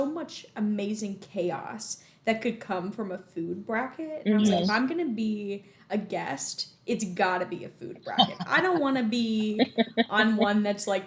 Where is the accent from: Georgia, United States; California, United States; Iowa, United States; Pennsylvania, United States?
Pennsylvania, United States; Pittsburgh; now in Greenville, United States; I'm a Pittsburgher at heart